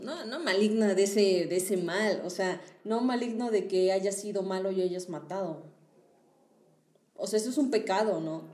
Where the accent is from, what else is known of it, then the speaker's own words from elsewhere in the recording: Hidalgo, Mexico; also born or lived in Tabasco; yo lo he escuchado en mi pueblo, o sea, en Hidalgo